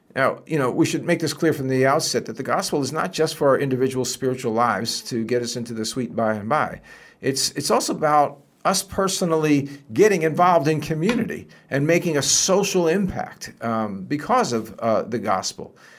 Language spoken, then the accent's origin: English; New Jersey, United States; I grew up in Jersey